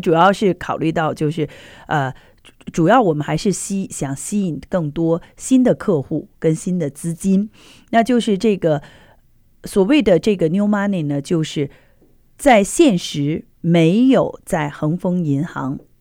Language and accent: Chinese; China; now in United States; 中秋节对于我们中国人来讲的话